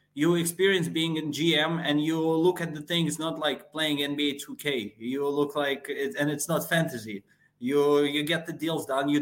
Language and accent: English; Moscow, Russia; I'm from Moscow, Russia.